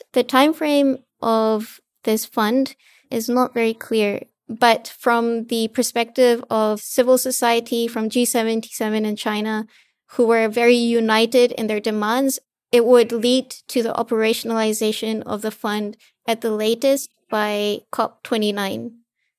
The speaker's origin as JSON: {"language": "English", "country": "Fiji", "said": "I'm actually from Fiji, so I'm from a small island developing state in the Pacific."}